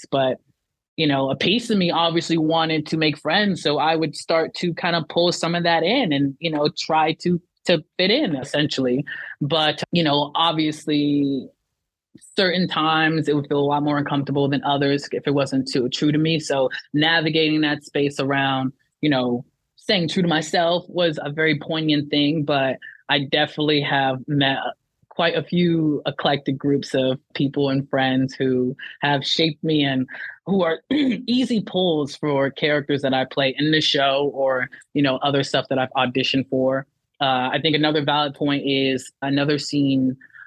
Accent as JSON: {"language": "English", "town": "Miami", "region": "Florida", "country": "United States", "tie": "born or raised there", "also_born_or_lived": "Lithia Springs, Georgia"}